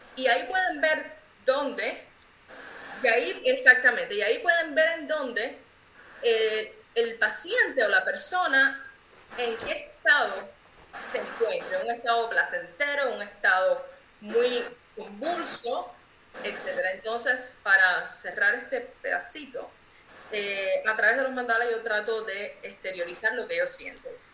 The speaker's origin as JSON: {"language": "Spanish", "country": "Cuba", "moved": "as an adult", "lives_now": "Cincinnati, United States", "said": "soy de Cuba"}